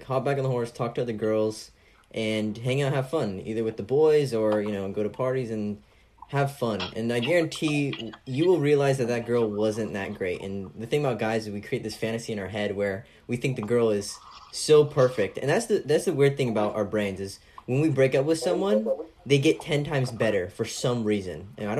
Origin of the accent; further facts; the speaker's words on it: California, United States; I'm from California